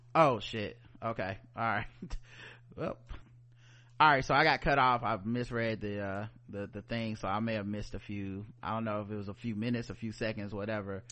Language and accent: English; the South, United States; We are black people from the South.